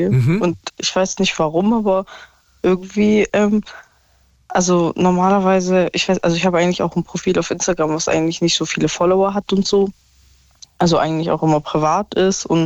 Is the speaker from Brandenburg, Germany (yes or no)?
no; Stuttgart, Baden-Württemberg, Germany; also ich komme ja aus Stuttgart und er aus Berlin.